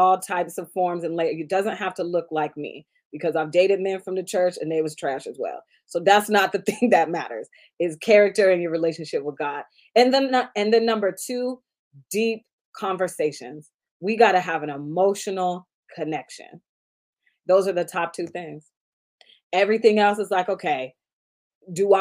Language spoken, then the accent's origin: English; Seattle, Washington, United States; I'm from Seattle